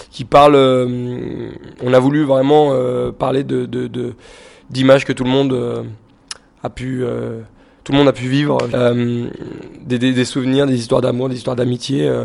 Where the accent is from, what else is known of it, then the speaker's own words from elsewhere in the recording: Lyon, Auvergne-Rhône-Alpes, France; parce qu'on vient de la Presqu'île, de Lyon. Et c'est un peu le siège. Euh, on travaille dans la presqu'île, on vit dans la presqu'île.